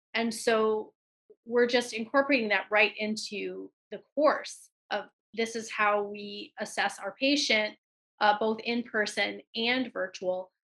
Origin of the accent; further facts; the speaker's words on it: Benton Harbor, Michigan, United States; moved away; I'm from Benton Harbor, Michigan originally.